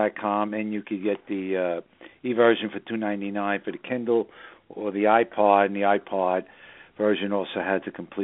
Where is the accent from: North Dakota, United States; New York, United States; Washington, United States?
New York, United States; New York City; born or raised there; now in Southern Hudson Valley, United States